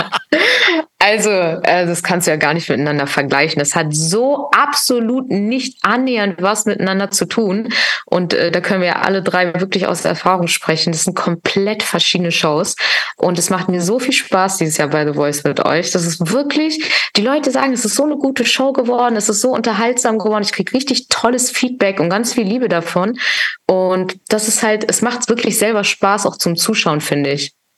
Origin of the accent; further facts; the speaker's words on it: Hamburg, Germany; now in Berlin, Germany; ist mein Herz in Hamburg, weil Hamburg ist meine Heimatstadt